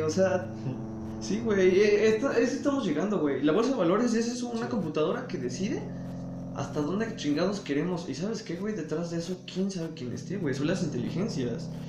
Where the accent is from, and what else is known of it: Mexico